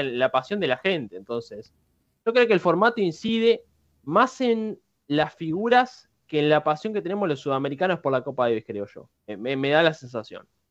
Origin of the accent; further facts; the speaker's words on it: Uruguay; Y yo soy uruguayo